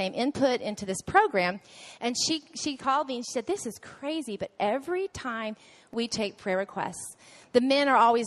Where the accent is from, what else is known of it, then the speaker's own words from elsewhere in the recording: Waco, Texas, United States; we're from Waco, so sometimes we joke that we're the redneck golfers